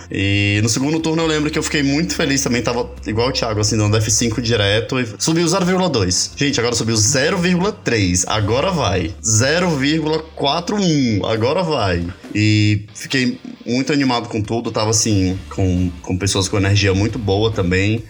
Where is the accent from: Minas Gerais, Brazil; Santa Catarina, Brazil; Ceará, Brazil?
Ceará, Brazil; now in São Paulo, Brazil; eu sou cearense